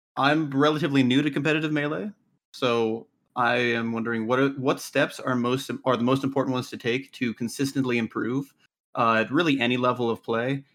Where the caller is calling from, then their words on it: Utah, United States; I'm calling in from, uh, Utah